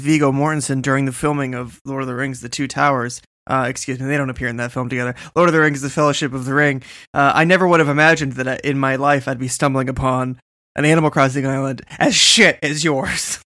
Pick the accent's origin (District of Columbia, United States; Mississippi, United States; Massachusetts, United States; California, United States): Massachusetts, United States; Boston; I'm from Boston